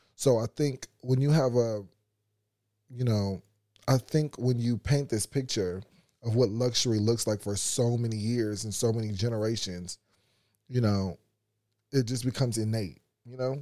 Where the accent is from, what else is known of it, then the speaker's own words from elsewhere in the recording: United States; being an American